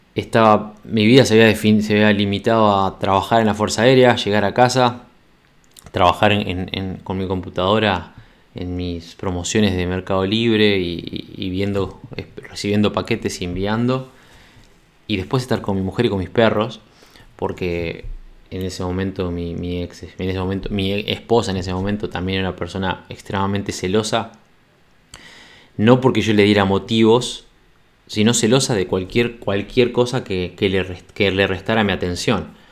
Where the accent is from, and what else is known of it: Montevideo, Uruguay; moved away as an adult